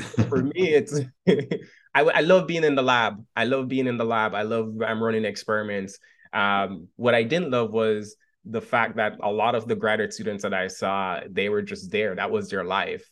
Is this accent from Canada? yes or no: no; Montego Bay, Jamaica; moved away as an adult; now in United States; I was born and raised right out of Montego Bay